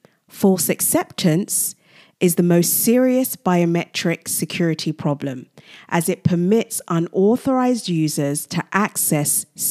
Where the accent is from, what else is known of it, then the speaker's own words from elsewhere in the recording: Nigeria; Secondly, I am originally from Nigeria, a Commonwealth country